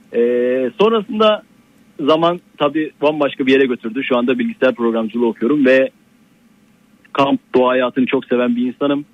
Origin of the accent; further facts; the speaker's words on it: Adana, Turkey; Ben Adanalıyım